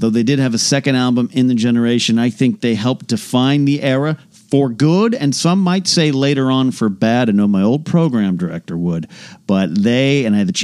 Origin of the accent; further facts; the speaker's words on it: San Luis Obispo, California, United States; my hometown of San Luis Obispo